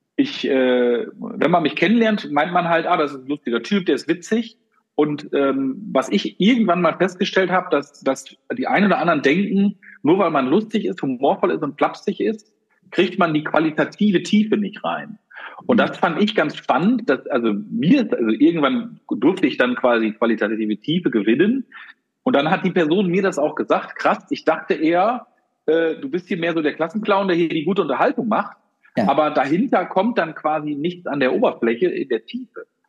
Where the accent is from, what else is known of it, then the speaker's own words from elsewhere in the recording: Germany; Wir Deutschen